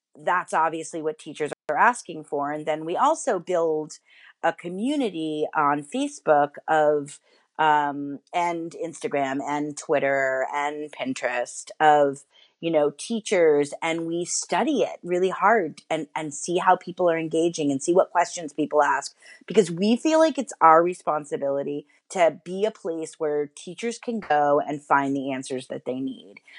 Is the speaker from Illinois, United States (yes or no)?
no; New York City, New York, United States; I grew up in New York City, in Manhattan.